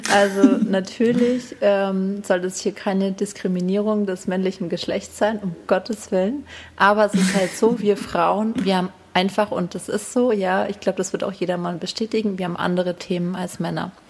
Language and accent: German; Hinterstein, Bavaria, Germany; es ist einfach auch meine Heimat